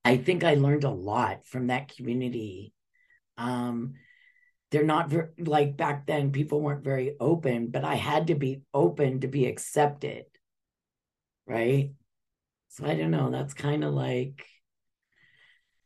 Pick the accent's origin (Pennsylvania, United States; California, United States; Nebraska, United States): California, United States; Los Angeles; this little white Jewish girl, 12 years old, and I'm taking the bus from Beverly Hills area to South Central Los Angeles